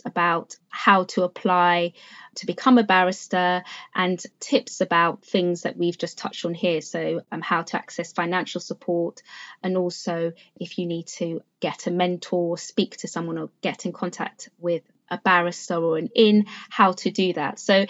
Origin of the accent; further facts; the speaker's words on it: London, United Kingdom; also born or lived in Freetown, Sierra Leone; a school in Newham, which is actually the borough in which I grew up in London